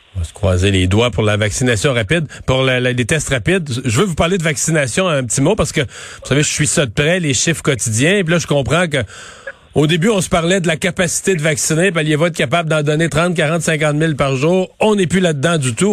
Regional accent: Canada; chez nous au Canada

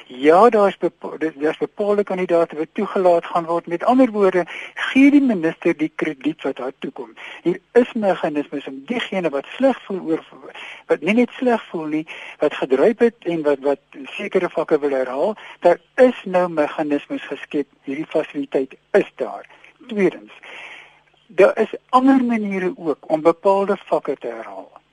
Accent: South Africa; ons as Afrikaners

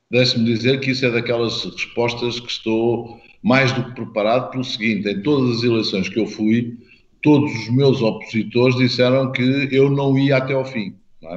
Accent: Portugal; enquanto português

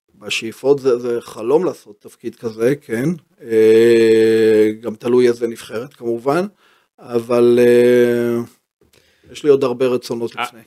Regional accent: Haifa, Haifa District, Israel; born or raised there; also born or lived in Herzliya

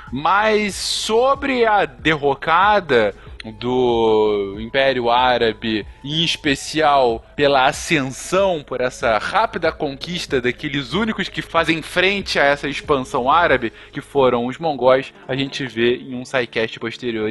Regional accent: Brazil; a gente, né, como brasileiro

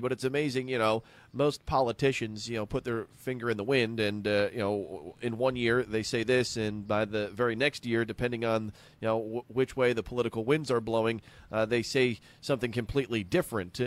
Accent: New Jersey, United States; growing up outside of New York City in, uh, New Jersey

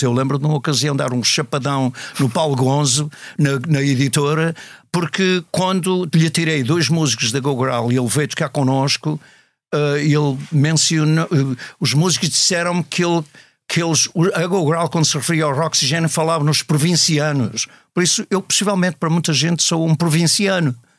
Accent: Matosinhos, Norte, Portugal; moved away as an adult; now in United States; eu cresci numa escola católica, e, em Matosinhos

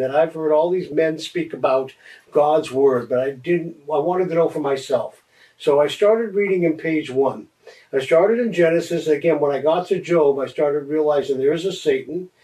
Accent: Los Angeles, California, United States; I grew up in Los Angeles around uh, the late 60s

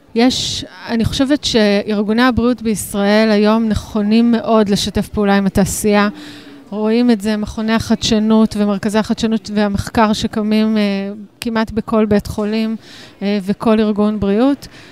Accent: Israel; אנחנו ישראלים, אנחנו מדינה קטנה

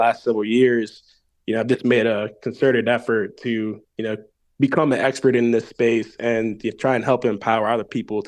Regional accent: Eastern Shore of Maryland, United States; also born or lived in Baltimore County, Maryland; I'm from the Eastern Shore of Maryland, spent a few years living and working in Baltimore County. So when I moved back home, I really had an interest in getting more connected to my roots.

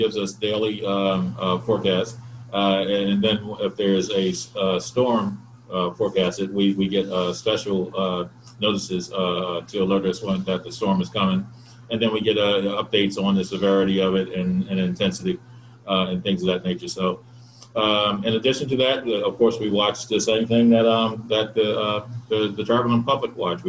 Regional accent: Pleasantville, New Jersey, United States; I'm right here from the Pleasantville, Atlantic City area

